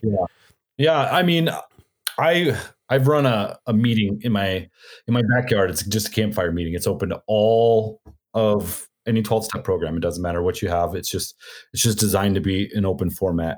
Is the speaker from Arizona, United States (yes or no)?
yes; Arizona, United States; I'm from Arizona